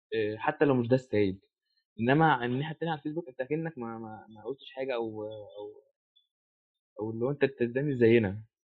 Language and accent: Arabic; Egypt